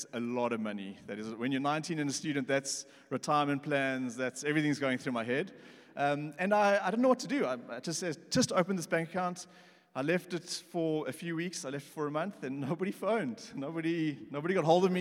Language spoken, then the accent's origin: English; Pretoria, Gauteng, South Africa; I'm from Pretoria.